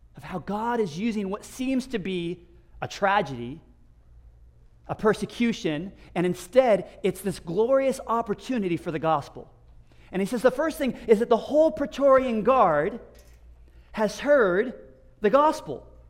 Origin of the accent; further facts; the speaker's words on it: United States; moved away; as an American